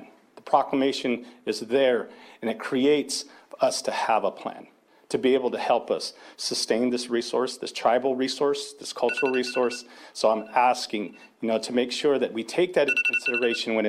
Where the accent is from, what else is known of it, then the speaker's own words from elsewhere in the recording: Elem, California, United States; I'm from Alem